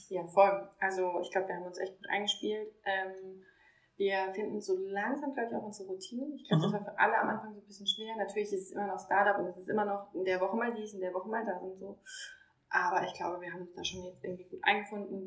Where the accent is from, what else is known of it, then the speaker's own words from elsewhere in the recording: near Heidelberg, Baden-Württemberg, Germany; ich komme aus der Nähe von Heidelberg, ähm, heißt da, wo auch Snox jetzt eigentlich ist, Mannheim-Heidelberg, ähm, komme da ursprünglich her